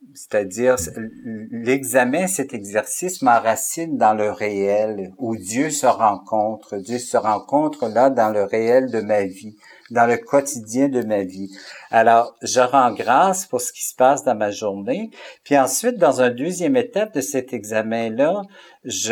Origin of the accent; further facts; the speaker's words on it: Alberta, Canada; moved away as an adult; also born or lived in Saint-Boniface, Manitoba / Montreal, Quebec; now in Quebec, Canada; je suis originaire de l'Alberta aussi. Alors, je suis un francophone qui vient de l'Alberta, mais ça fait 30 ans que je suis au Québec